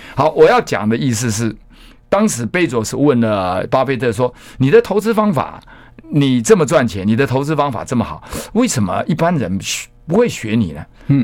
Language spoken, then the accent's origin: Chinese; Taitung, Taitung County, Taiwan; moved away; 我在台东嘛，我故乡在台东，不是台中，台东